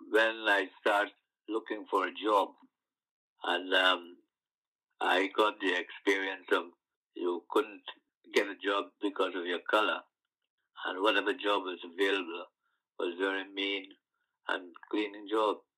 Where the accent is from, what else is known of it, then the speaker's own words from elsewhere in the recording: Guyana; moved away as an adult; now in London, United Kingdom; I come from a sugar estate background, and growing up on the sugar estate in Guyana or in like the West Indies